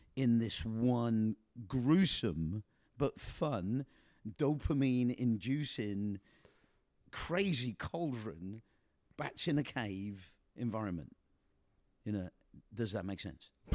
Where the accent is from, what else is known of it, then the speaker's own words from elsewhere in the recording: England, United Kingdom; moved away; a comedian that we grew up with in England.